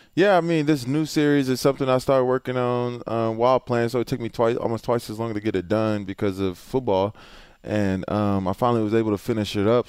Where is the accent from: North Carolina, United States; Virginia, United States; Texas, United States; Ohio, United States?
Texas, United States; Houston; I'm from Houston